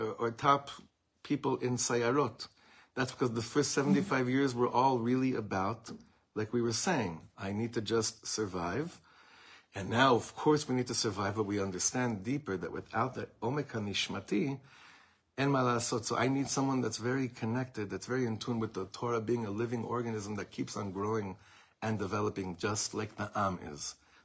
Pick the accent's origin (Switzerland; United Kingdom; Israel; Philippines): Israel; growing up in Eretz Yisrael, there was only one miflaga that any of us in the shuls that I went to grew up voting for.